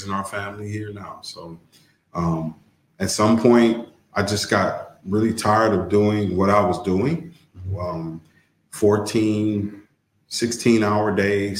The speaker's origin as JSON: {"language": "English", "town": "Toledo", "region": "Ohio", "country": "United States", "moved": "as an adult", "lives_now": "Rio Hondo, United States", "said": "I'm originally from Toledo, Ohio"}